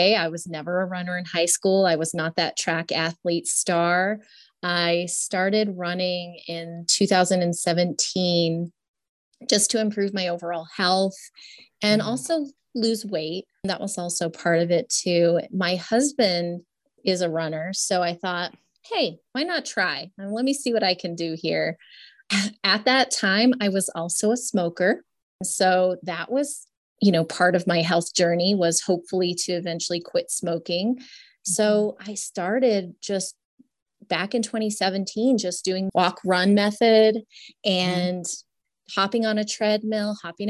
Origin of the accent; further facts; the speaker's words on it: New Hampshire, United States; moved away as an adult; now in Colorado Springs, United States; I'm from New England. So born and raised in New Hampshire.